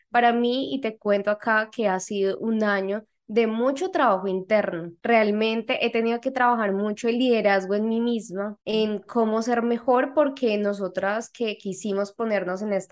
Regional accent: Mexico; de México

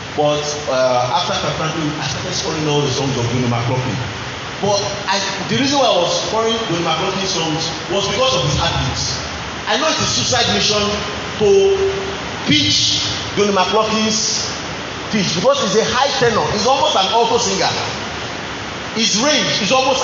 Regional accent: Nigeria; moved away as an adult; also born or lived in United Kingdom; we came from the Nigerian, in our local church

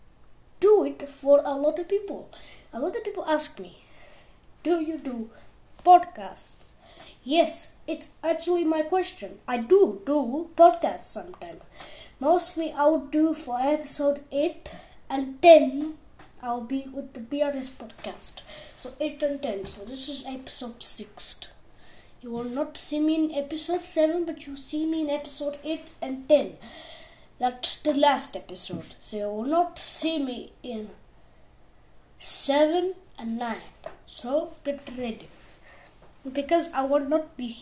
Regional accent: India; moved away; I am from India, and also I am from Hassan

